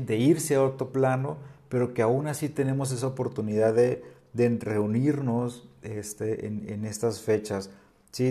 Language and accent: Spanish; northern Mexico, Mexico; now in Oaxaca, Mexico; yo que vengo del norte